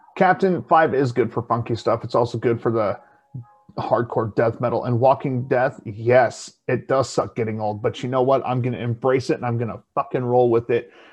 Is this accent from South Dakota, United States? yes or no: yes; South Dakota, United States; being from South Dakota